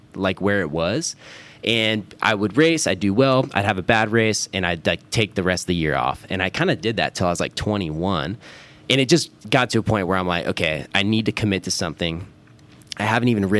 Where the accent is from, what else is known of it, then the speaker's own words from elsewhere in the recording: Roseville, California, United States; I grew up here in Roseville, so right outside of Sacramento suburbs.